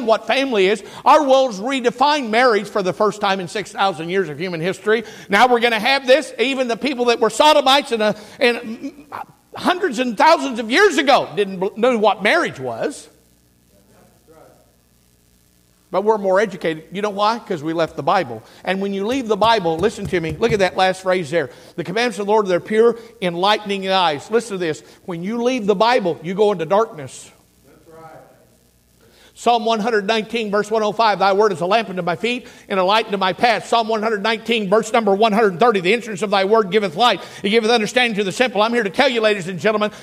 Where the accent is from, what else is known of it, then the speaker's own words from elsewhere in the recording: United States; I'm an American